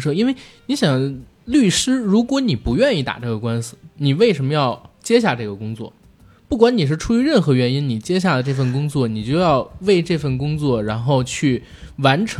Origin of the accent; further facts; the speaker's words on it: China; 你会发现它是真正的可能大陆第一次看到一个我们中国人自己来讨论权贵是如何利用他们的权利来压迫我们的